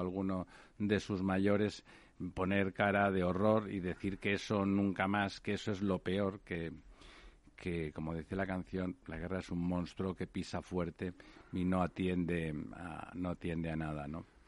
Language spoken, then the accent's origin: Spanish; Spain; como españoles vivimos en primera persona